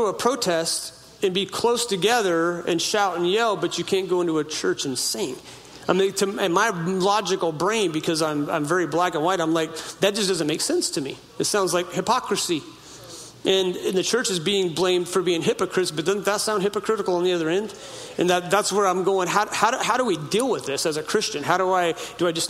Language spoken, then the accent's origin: English; United States; Where I grew up on the Klamath River